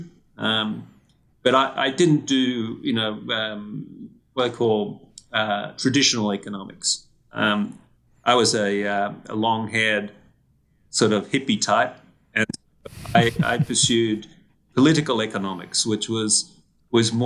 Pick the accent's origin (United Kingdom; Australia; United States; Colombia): Australia; moved away; I did what a lot of Australian kids